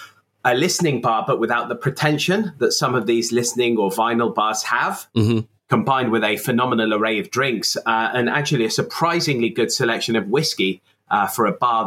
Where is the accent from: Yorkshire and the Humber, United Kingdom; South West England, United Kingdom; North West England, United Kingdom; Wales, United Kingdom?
South West England, United Kingdom; Exeter; moved away as an adult; also born or lived in Warwick / London; now in Japan; I was born in Exeter in Devon, which is in the southwest of England in the United Kingdom, a few decades ago. And that's where I lived all my life until I went to Warwick University.